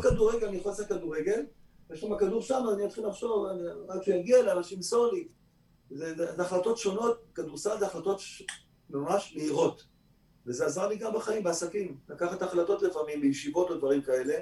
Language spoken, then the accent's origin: Hebrew; Kfar Saba, Central District, Israel; also born or lived in Tel Aviv; אני ישראלי שנולד בכפר סבא